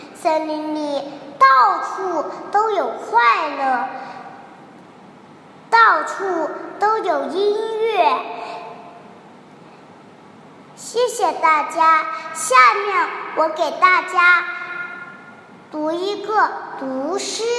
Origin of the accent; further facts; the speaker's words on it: Wenzhou, Zhejiang, China; 我来自浙江温州，今年快五岁了。